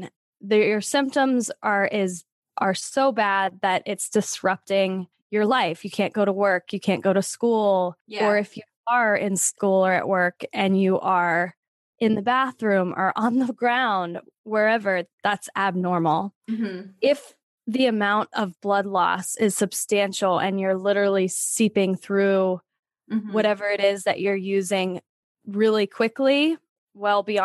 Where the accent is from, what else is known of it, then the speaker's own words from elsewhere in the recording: Pennsylvania, United States; moved away as an adult; I'm originally from Pennsylvania. And then after college, I've been moving west ever since.